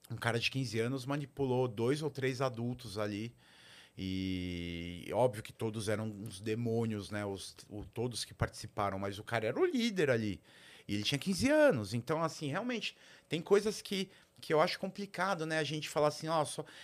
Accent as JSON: {"language": "Portuguese", "region": "São Paulo", "country": "Brazil", "tie": "born or raised there", "said": "É diferente eu, eu cresci em São Paulo."}